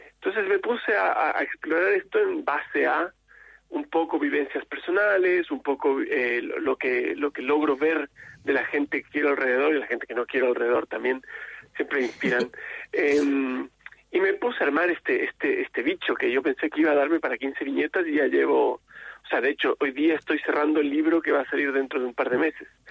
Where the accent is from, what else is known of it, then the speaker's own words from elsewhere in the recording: Chile; esta necesidad de ser que tenemos en Chile